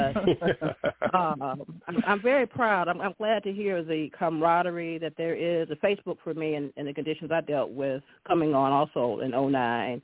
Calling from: Detroit, Michigan, United States; I'm calling from the Detroit area.

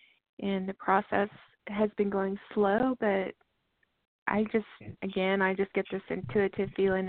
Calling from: Texas, United States; Yeah, Texas.

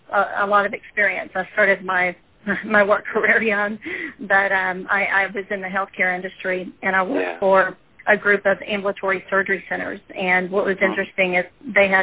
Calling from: Victoria, Texas, United States; I'm calling from Victoria, Texas

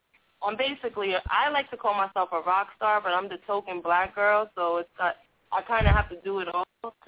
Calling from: Los Angeles, California, United States; also born or lived in New York; I'm …, and I'm calling from Los Angeles.

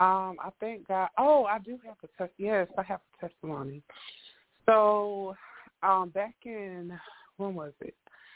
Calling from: North Carolina, United States; Calling from North Carolina.

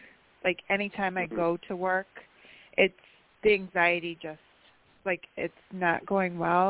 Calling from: New York, United States; from upstate New York and 5273.

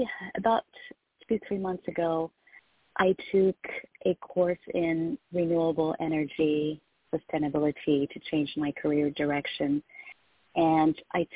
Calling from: Tennessee, United States; I'm calling from Tennessee.

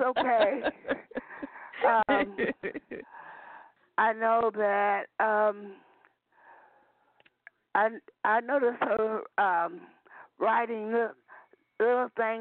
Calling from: Peoria, Illinois, United States; I'm calling from Peoria, Illinois.

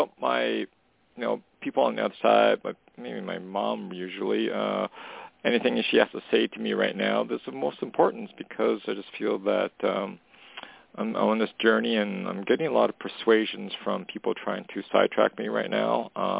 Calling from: Canada; calling from Canada.

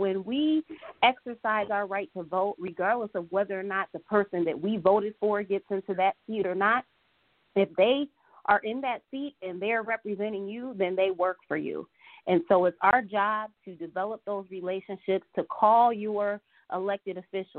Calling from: Detroit, Michigan, United States; I'm reaching out from the Detroit area.

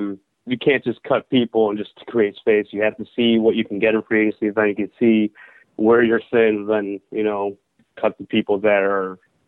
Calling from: Chicago, Illinois, United States

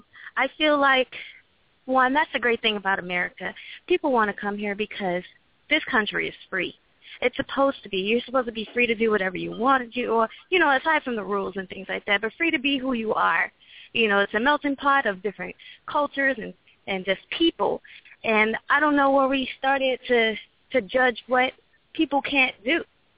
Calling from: Florida, United States; from Florida.

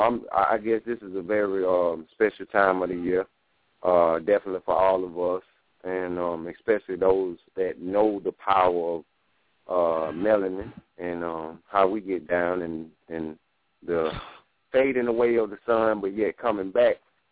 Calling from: Greenville, South Carolina, United States; I'm calling from Greenville, South Carolina.

